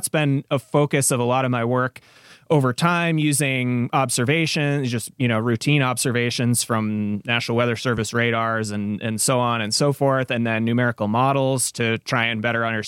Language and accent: English; Minnesota, United States; Yeah, so I grew up in Minnesota